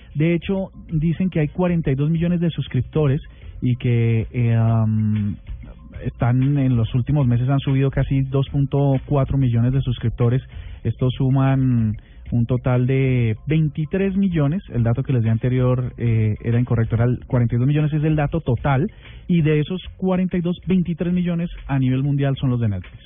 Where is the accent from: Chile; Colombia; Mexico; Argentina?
Colombia; nuestra hermosa patria Colombia